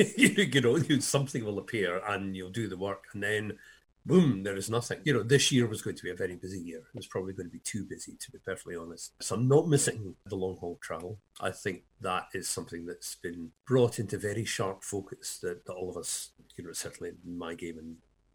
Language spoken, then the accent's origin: English; Scotland, United Kingdom; moved away as an adult; now in Hove, United Kingdom; I'm Scottish